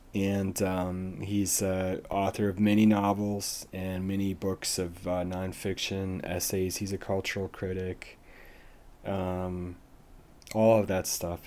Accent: United States; as an American

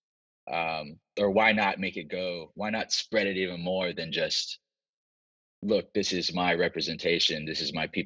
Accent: Virginia, United States; moved away as an adult; now in Los Angeles, United States; I'm from the South as well. I'm from Virginia

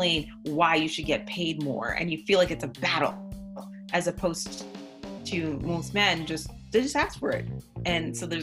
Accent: Canada; I'm from Canada.

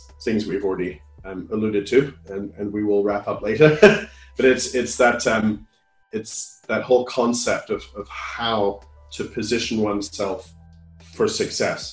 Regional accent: Canada; now in United Kingdom; I come from Canada

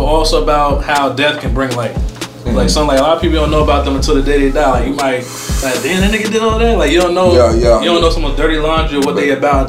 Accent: Westchester County, New York, United States; since I'm from Westchester

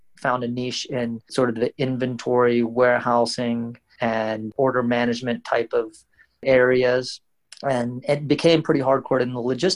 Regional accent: West Virginia, United States; moved away as an adult; also born or lived in Baltimore, Maryland / Washington, D.C. / California / Midwest; now in Bangalore, India; I grew up in a small college town in West Virginia, where my dad was a professor at the local university

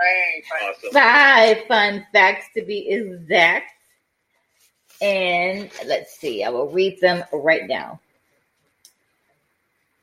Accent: Detroit, Michigan, United States; It debuted in my hometown

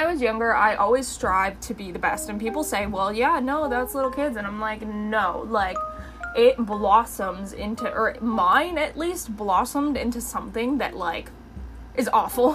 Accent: London, Ontario, Canada; I grew up in London, and my sister had graduated with so many awards.

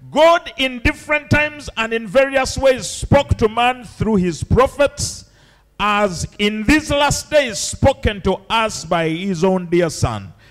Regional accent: Uganda; I'm from Uganda

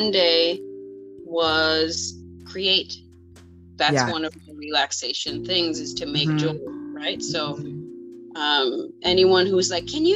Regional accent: Detroit, Michigan, United States; I'm from Detroit

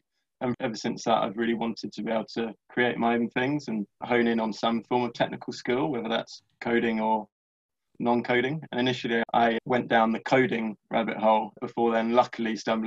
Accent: London, United Kingdom; I'm from London

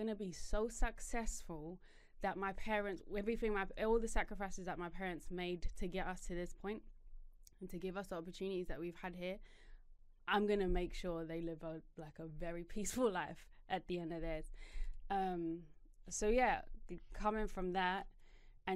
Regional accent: South Africa; moved away; we were living this fairy tale lifestyle in South Africa, but I didn't know my parents were in debt to give us that lifestyle

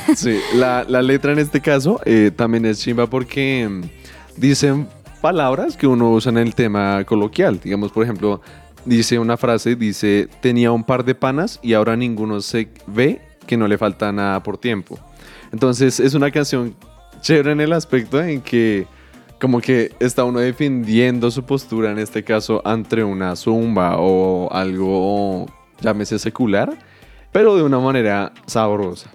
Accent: Colombia

